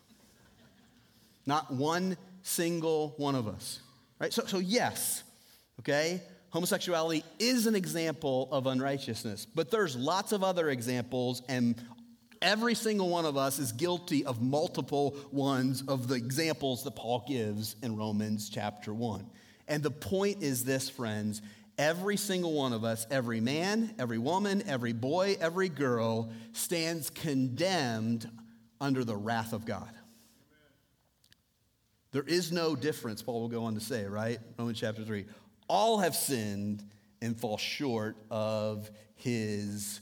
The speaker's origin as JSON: {"language": "English", "country": "United States", "tie": "born or raised there", "moved": "yes", "lives_now": "Southeast Iowa, United States", "said": "I grew up on Lake Michigan, basically. And so I grew up where this time of year, it snows like every other day"}